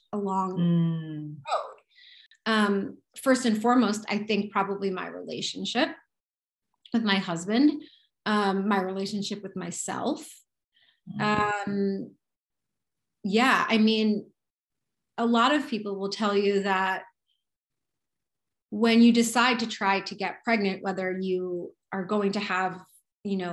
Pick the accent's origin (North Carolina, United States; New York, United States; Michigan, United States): New York, United States; I'm a New Yorker